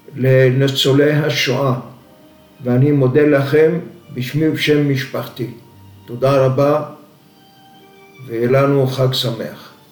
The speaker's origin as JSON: {"language": "Hebrew", "area": "Moshav Yatzitz near Mazkeret Batya", "region": "Central District", "country": "Israel", "tie": "born or raised there", "also_born_or_lived": "Zanzur, Libya / Tripoli, Libya", "said": "עלינו לארץ, ישבנו במושב על יד, אה, מושב יציץ על יד מזכרת בתיה. אני מגיל אה, עשר עבדתי במשק"}